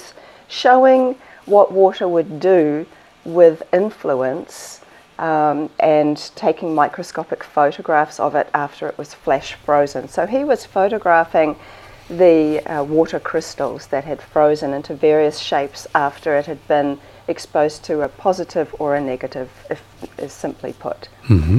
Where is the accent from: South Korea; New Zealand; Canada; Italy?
New Zealand; Yeah, I'm from New Zealand.